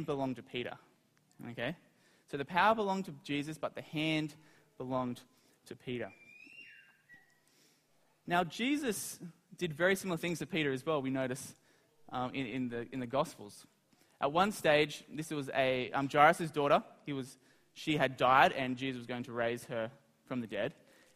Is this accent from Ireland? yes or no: no; Australia; I'm from Australia